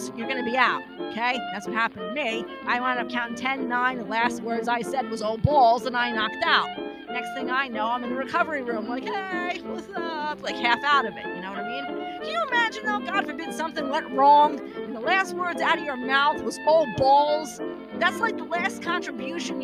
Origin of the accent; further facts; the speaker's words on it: New York City, New York, United States; accent: New York; moved away; I'm originally from Brooklyn